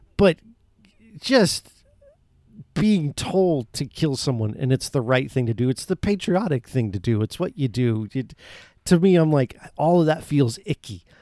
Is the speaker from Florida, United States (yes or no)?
yes; Florida, United States; I love the state I'm in and have been born and raised in. Florida is my home.